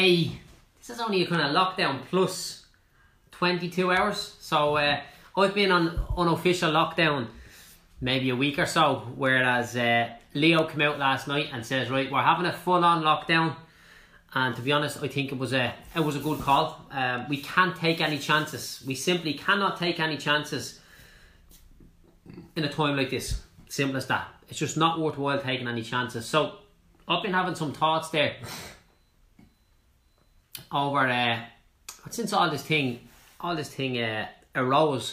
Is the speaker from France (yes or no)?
no; Clondalkin, Leinster, Ireland; I'm from Clondalkin